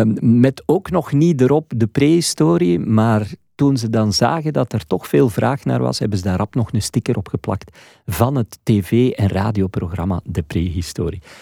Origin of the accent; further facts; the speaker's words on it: Flanders, Belgium; hier bij ons in Vlaanderen